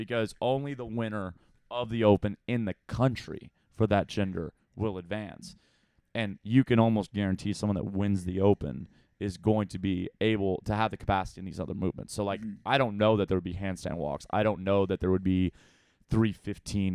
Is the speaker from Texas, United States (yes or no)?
yes; Texas, United States; We have manners down in Texas.